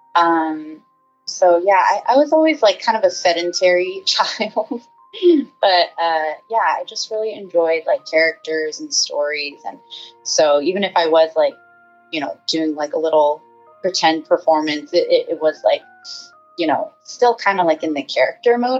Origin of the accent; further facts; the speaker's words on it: San Francisco Bay Area, California, United States; now in Los Angeles, United States; I live in the LA area, but I'm originally from the San Francisco Bay Area